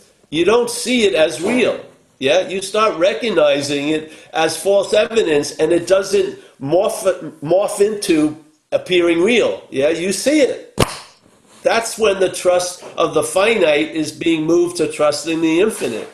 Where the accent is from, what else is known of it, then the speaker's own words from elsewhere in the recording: New York, United States; When I was growing up in New York